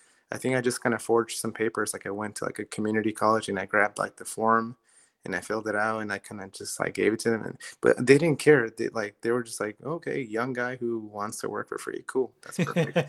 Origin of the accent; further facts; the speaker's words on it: Maryland, United States; moved away as an adult; also born or lived in Los Angeles, California; where are you from? And I said, Maryland.